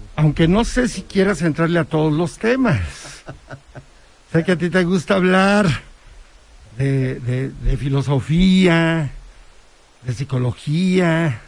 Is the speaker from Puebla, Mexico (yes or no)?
yes; Huauchinango, Puebla, Mexico; now in Puebla, Mexico; allá en Huachinango, de donde soy originario